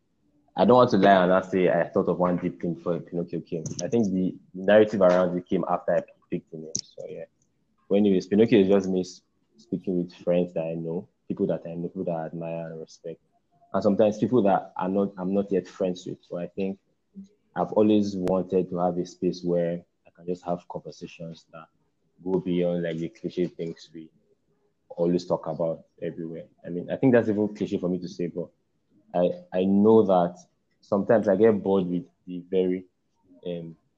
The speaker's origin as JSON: {"language": "English", "region": "Edo", "country": "Nigeria", "said": "I'm from Edo State"}